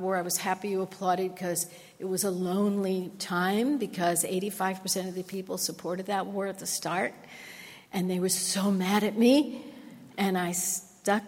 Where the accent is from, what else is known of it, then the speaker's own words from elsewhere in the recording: New York, United States; I grew up in New York.